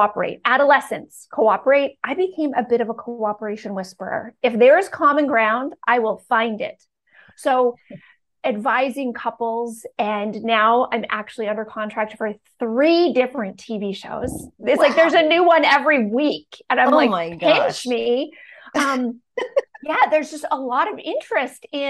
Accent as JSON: {"language": "English", "country": "Canada", "also_born_or_lived": "Bucks County, Pennsylvania", "moved": "as an adult", "lives_now": "United States", "said": "this woman moved away from her family and her country alone at 21, because I'm from Canada"}